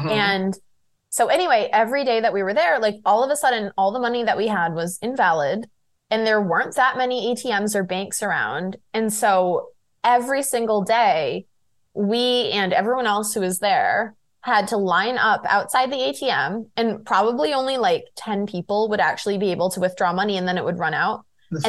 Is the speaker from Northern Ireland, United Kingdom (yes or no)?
no; London, United Kingdom; Like I'm from London.